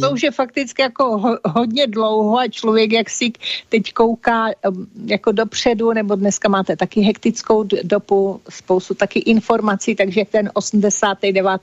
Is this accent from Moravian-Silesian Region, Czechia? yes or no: no; Olomouc, Olomouc Region, Czechia; narodila jsem si v Olomouci, tam jsem prožila většinu svého života.